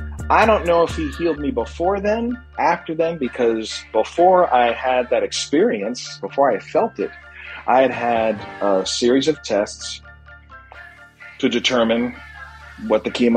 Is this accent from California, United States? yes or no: no; Massachusetts, United States; now in Florida, United States; When we moved from Massachusetts to Florida. So I'm trying to, like Paul said, you know, be all things to all men. I'm trying to acquire every card that I can. So I got my Yankee card because I was born up north.